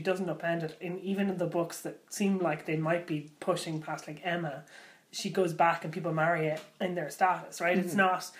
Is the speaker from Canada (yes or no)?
no; Ireland